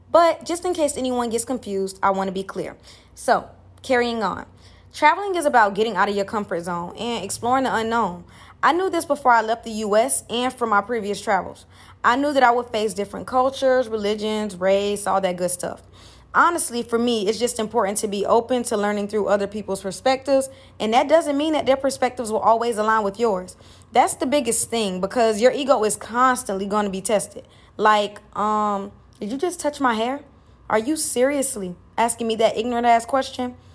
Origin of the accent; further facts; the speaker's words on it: United States; first language English; moved away as an adult; now in Bali, Indonesia; The only question that I really get is Are you from Africa or where are you from? And when I say America, they sometimes look genuinely surprised.